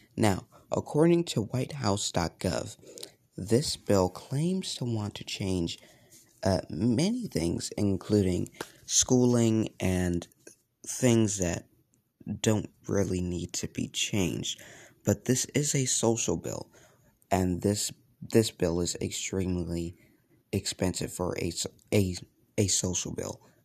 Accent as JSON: {"language": "English", "country": "United States", "said": "I was ashamed by being an American"}